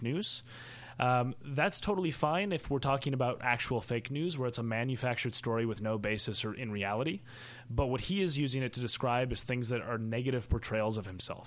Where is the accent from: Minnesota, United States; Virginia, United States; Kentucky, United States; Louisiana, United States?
Minnesota, United States; I co-managed a campaign for governor in my home state of Minnesota